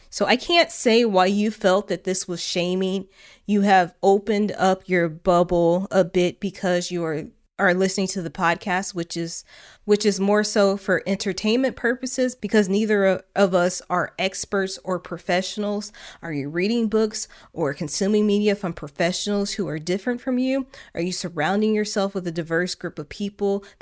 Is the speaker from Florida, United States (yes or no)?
no; Illinois, United States; I grew up in Illinois, deeply blue state, and was taught from a young age being raised in a state that was part of the union